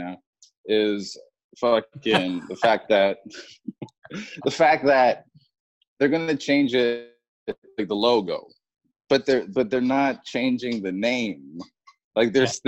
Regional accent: Elliot Lake, Ontario, Canada; also born or lived in Toronto; I was in Canada. I was too busy being Canadian.

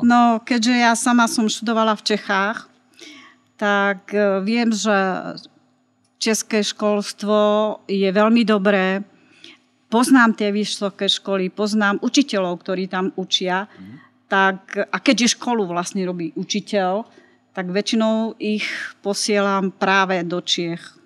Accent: Martin, Žilina Region, Slovakia; also born or lived in Čadca / Prague; pochádzam z Martina

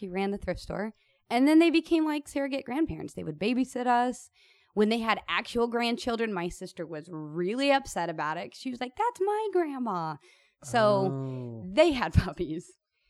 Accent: Kansas City, Missouri, United States; also born or lived in Denver, Colorado; now in Los Angeles, United States; I grew up in Kansas City. My grandparents lived where I was born, which is Denver.

